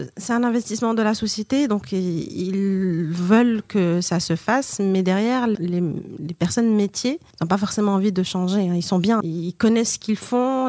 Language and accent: French; Morocco; also born or lived in France; Je viens du Maroc